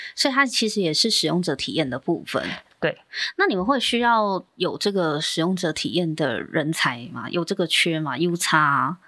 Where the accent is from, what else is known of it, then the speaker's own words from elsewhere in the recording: Taiwan; 我们台湾